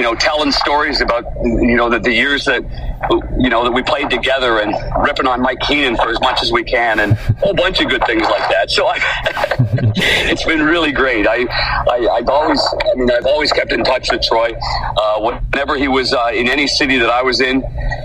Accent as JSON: {"language": "English", "town": "Ottawa", "region": "Ontario", "country": "Canada", "tie": "born or raised there", "said": "growing up in Ottawa"}